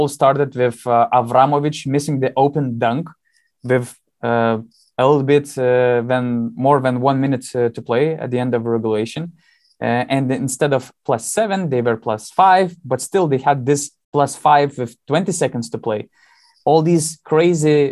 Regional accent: Panevėžys, Panevėžys County, Lithuania; Lietkabelis, my hometown team

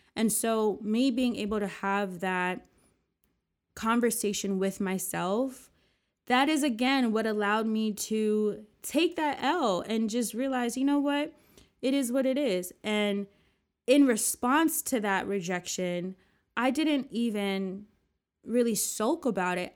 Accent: New Jersey, United States; also born or lived in New York; back in my hometown

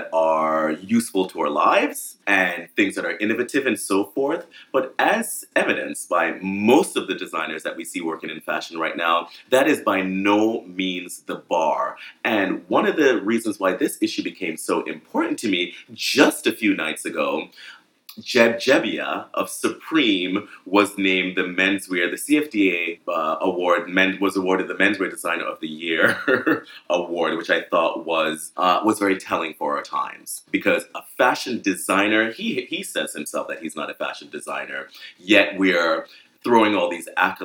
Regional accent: Jamaica; now in New York, United States; I'm from Jamaica

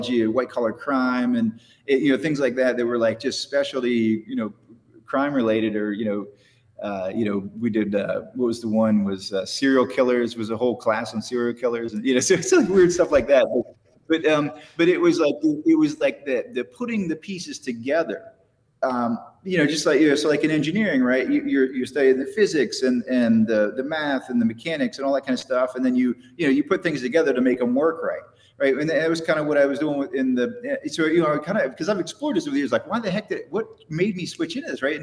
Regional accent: West Virginia, United States; I grew up in West Virginia hunting and fishing stuff

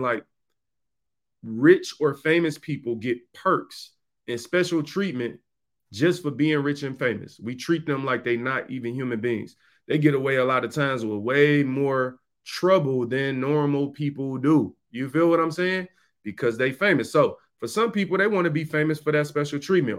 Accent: Detroit, Michigan, United States; in my neighborhood growing up in Detroit

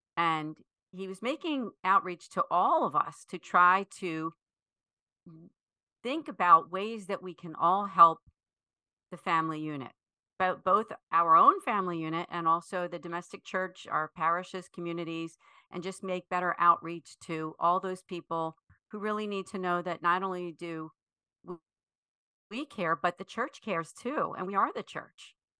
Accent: Philadelphia, Pennsylvania, United States; I am from the Philadelphia area, actually, what we consider the greater Philadelphia area, so the suburb, suburban area, north and west, outside of Philadelphia

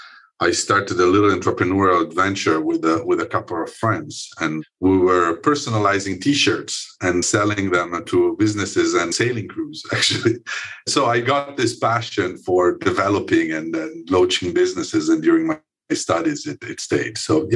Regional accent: Milan, Lombardy, Italy; English is a second language; moved away as an adult; also born or lived in Chicago, United States; I grew up in Italy. I grew up in Milan, although from a German mother and a Sicilian father.

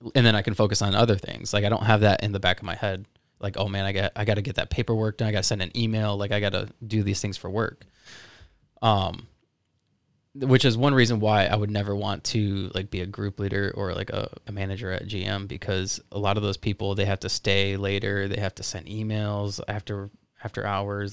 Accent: South Florida, United States; I'm from uh, South Florida

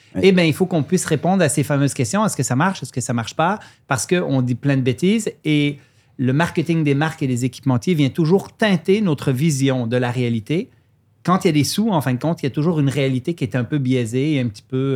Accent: Lac Saint-Jean, Quebec, Canada; accent: mixed Swiss and Quebec; also born or lived in Switzerland; je suis suisse d'origine, immigré à 10 ans au lac Saint-Jean, au nord du Québec.

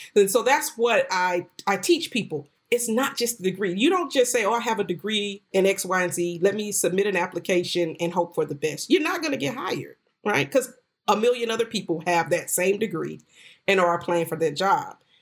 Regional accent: North Florida, United States; moved away as an adult; also born or lived in New York City; I went back to Florida, which is where I was raised in North Florida

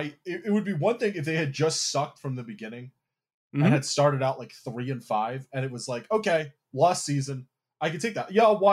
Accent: Philadelphia, Pennsylvania, United States; I am truly from Philadelphia

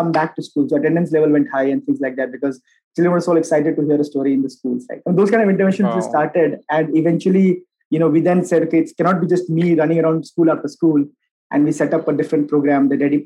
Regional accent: Bihar, India; moved away; also born or lived in Bangalore; I am from Bihar originally

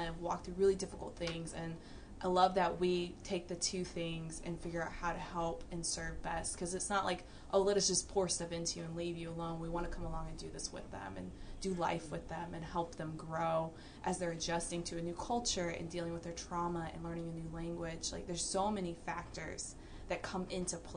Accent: Georgia, United States; accent: southern drawl; moved away as an adult; now in Texas, United States; I'm from Georgia

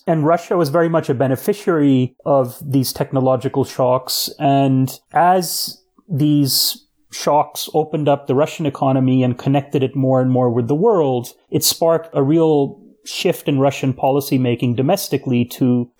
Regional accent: Pakistan; born there; first language Urdu; English is a second language; also born or lived in Latin America; I was born in Pakistan, so grew up speaking Urdu and Hindi and spent much of my childhood in Latin America, so spoke Spanish.

